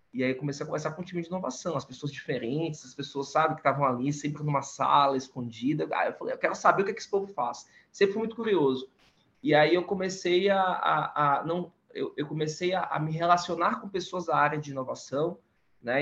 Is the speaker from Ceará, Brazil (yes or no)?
no; Salvador, Bahia, Brazil; now in São Paulo, Brazil; eu sou baiano, nascido em Salvador e moro em São Paulo